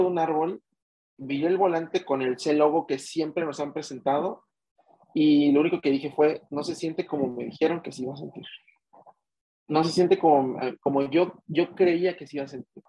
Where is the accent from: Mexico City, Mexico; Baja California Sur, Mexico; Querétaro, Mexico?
Mexico City, Mexico; soy de México, soy nativo de la Ciudad de México